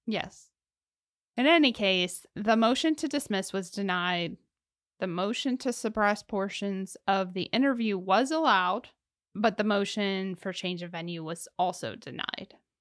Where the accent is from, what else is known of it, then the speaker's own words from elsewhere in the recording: Ohio, United States; I'm from Ohio